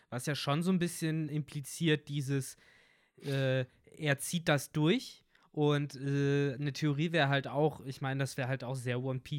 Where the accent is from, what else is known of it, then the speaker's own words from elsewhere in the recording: Germany; Bei uns in Deutschland